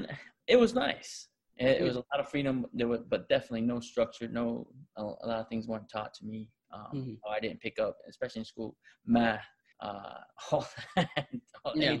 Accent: Tonga; now in United States; I was born here in America, but I was raised in the islands since the age of 2 or 3 years old.

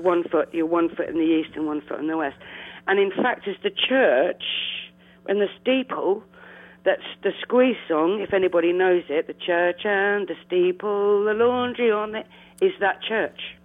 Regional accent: London, United Kingdom; also born or lived in Blackheath, London; I actually am from Eltham

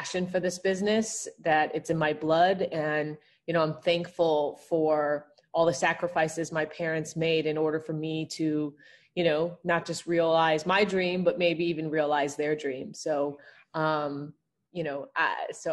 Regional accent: Evanston, Illinois, United States; I grew up in Evanston, Chicagoland area during the 90s

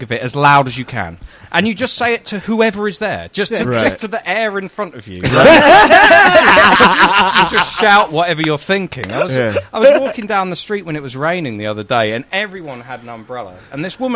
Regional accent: London, United Kingdom; I'm from London

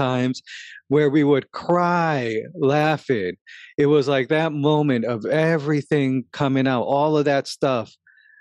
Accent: New York City, New York, United States; I grew up in Crown Heights in Brooklyn, and it was a very tough neighborhood

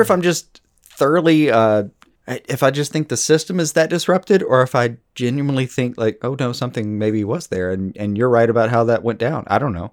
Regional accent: United States; growing up deeply, uh, American

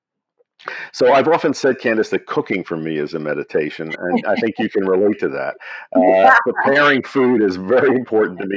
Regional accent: Philadelphia, Pennsylvania, United States; I grew up in Philadelphia

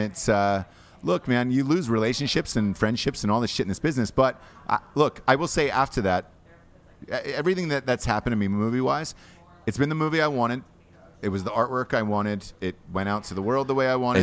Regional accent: Georgia, United States; I am from Georgia. From Georgia

